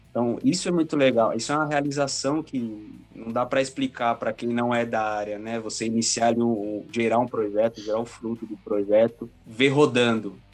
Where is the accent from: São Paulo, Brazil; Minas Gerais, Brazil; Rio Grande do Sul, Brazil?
São Paulo, Brazil; ABC Paulista; do ABC, nascido e criado no ABC Paulista.